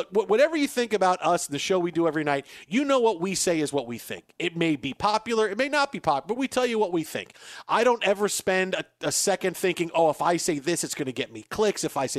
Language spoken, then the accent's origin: English; New York, United States; accent: New York; And now I don't think you can hear a lot of my New York accent.